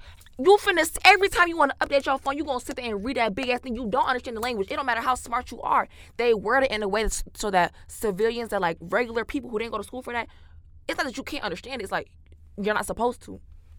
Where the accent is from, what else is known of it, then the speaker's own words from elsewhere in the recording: New York, United States; I'm from New York.